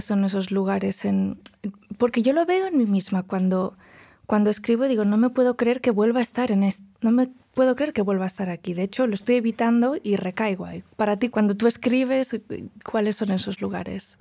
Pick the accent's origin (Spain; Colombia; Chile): Spain; first language Galician, Catalan; Spanish is a second language; moved away as an adult; now in Princeton, United States; el español es mi lengua, mm. pero no es mi lengua materna, porque hablo gallego con mi madre, ni mi lengua paterna, que es el catalán